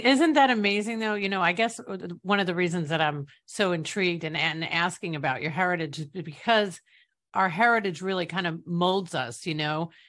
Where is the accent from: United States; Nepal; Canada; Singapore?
United States; New York; I'm from New York